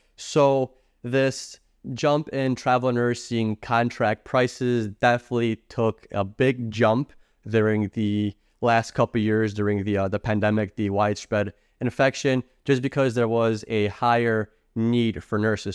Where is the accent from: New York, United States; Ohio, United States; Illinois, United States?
Illinois, United States; I'm from Illinois